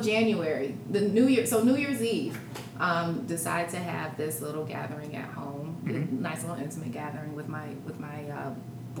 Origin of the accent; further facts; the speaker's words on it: Michigan, United States; moved away; also born or lived in Chicago; I'm from Michigan.